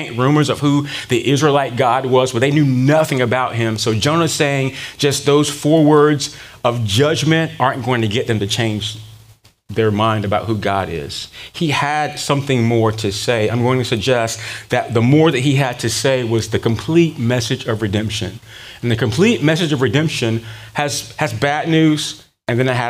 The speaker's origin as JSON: {"language": "English", "town": "Durham", "region": "North Carolina", "country": "United States", "tie": "born or raised there", "said": "growing up in Durham, North Carolina."}